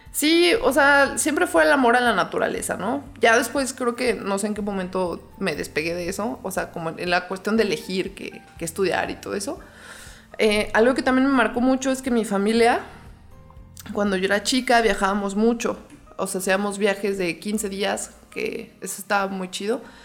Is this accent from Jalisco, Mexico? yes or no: no; León, Guanajuato, Mexico; yo nací aquí en León, Guanajuato